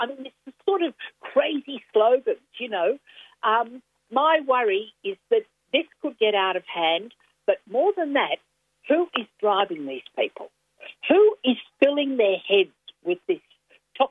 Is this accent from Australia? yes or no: yes; Queensland, Australia; now in Victoria, Australia; I grew up in Queensland